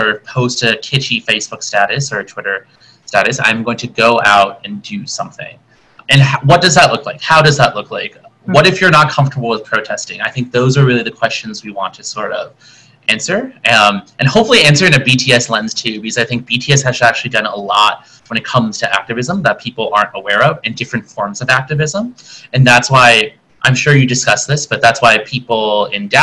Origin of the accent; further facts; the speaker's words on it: South Korea; also born or lived in Boston / Rhode Island / Washington DC; now in Chicago, United States; originally born and raised in Korea, moved to the States as a 1.5 multiracial generation Korean American